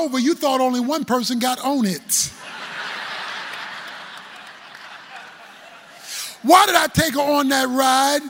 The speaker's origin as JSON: {"language": "English", "town": "Baltimore", "region": "Maryland", "country": "United States", "said": "I'm from Baltimore"}